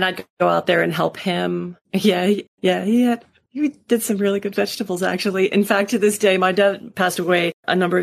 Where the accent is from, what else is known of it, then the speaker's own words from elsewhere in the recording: East Coast, United States; moved away as an adult; also born or lived in Montreal, Canada / Spain; now in Houston, United States; I grew up on the East Coast, and then I moved up to Canada when I was 18